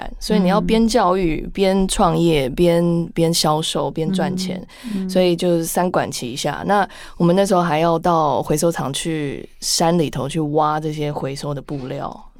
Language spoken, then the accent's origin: Chinese; Canada; moved away as an adult; also born or lived in United Kingdom; now in Taiwan; 我从小在加拿大长大，后来回国工作几年，后来再去读硕士